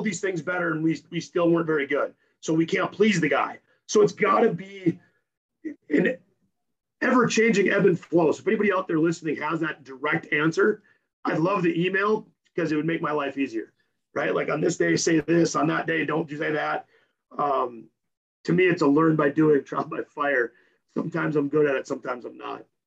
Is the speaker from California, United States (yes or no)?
no; Napoleon, North Dakota, United States; moved away; I'm from Napoleon, North Dakota, and when I told them in high school I want to be a strength coach